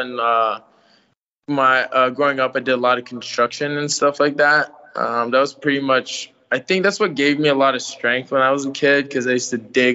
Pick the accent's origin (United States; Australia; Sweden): United States; San Francisco Bay Area, California; also born or lived in Philippines / San Rafael / Vallejo / Richmond; I was born there, but I came here when I was like six. So I hardly remember what happens over there. I only know what, this is like my culture. I pretty much grew up here